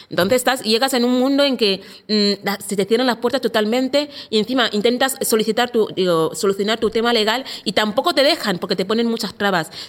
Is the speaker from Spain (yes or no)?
yes; A Coruña, Galicia, Spain; born there; nací en La Coruña.